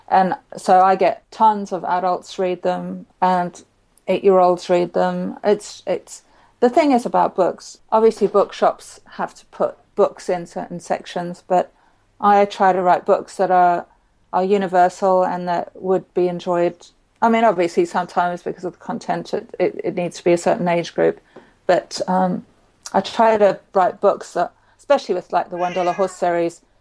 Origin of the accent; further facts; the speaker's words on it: Zimbabwe; I grew up in Zimbabwe